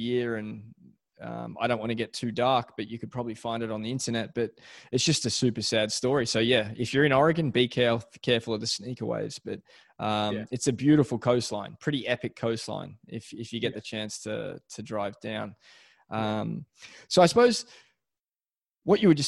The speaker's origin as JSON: {"language": "English", "town": "Melbourne", "region": "Victoria", "country": "Australia", "tie": "born or raised there", "moved": "yes", "said": "I'm from Beaumaris, so south of St Kilda, but just growing up with no waves"}